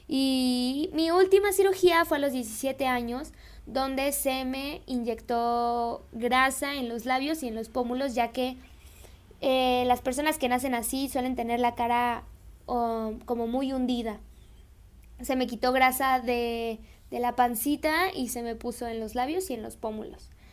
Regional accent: Celaya, Guanajuato, Mexico; yo soy de Celaya, yo soy de Celaya, Guanajuato

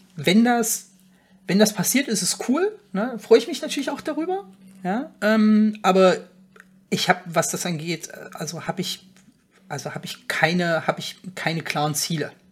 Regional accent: Frankfurt, Hesse, Germany; komme ich ja aus der Region Frankfurt

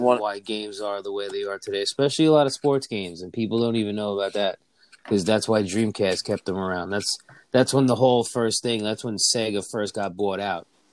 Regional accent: New York, United States; now in Pennsylvania, United States; New York back to my hometown

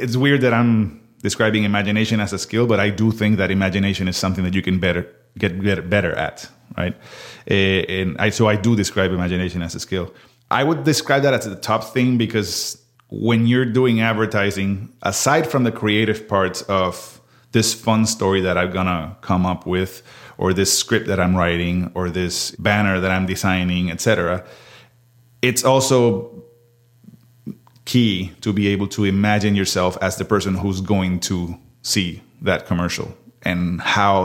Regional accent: Mayagüez, Puerto Rico; moved away as an adult; now in Austin, United States; I am originally from Puerto Rico, from Mayagüez, Puerto Rico. And after that, I did my undergrad in psychology over there

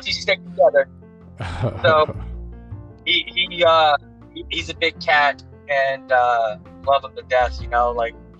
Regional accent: New York City, New York, United States; Growing up in the Bronx

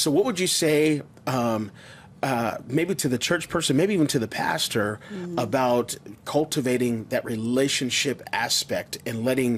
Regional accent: Las Vegas, Nevada, United States; I'm reconnecting with different people in my life that I grew up with here in Las Vegas.

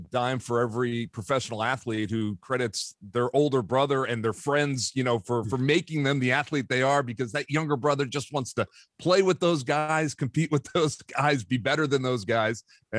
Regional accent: New Jersey, United States; I grew up in South Jersey

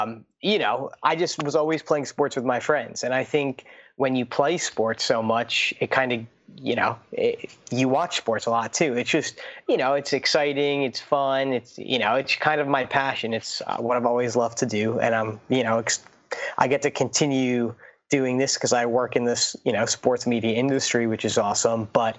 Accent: Central New Jersey, United States; growing up in Jersey, it's kind of a unique experience just because, you know, you're kind of in the middle of two major cities. You know, you got New York and you got Philly, because I'm from Central Jersey.

